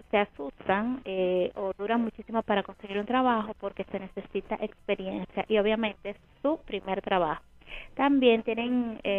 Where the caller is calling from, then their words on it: Herrera, Panama; de Herrera.